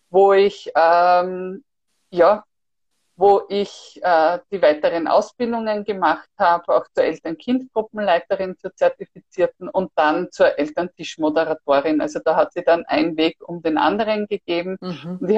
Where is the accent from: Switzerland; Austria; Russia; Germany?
Austria; Styria; now in Vienna, Austria; Vor allem wir sind ja ursprünglich aus der Steiermark sind dann nach Wien gezogen